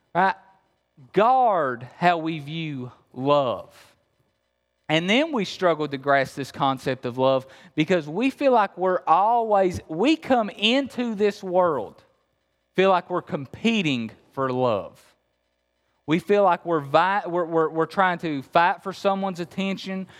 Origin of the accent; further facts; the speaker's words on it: Appalachia, Kentucky, United States; I'm really from Kentucky. You hear the accent? I'm really from Kentucky, okay? Uh, so, yeah, I'm, I'm, I'm from Appalachia